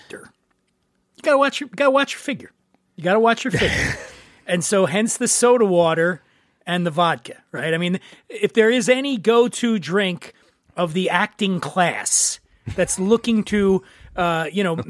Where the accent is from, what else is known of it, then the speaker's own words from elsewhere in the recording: East Coast, United States; now in California, United States; I'm from the East Coast